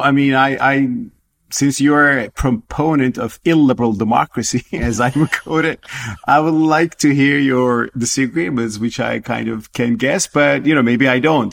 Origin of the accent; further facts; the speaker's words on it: Turkey; moved away as an adult; now in United States; my home country Turkey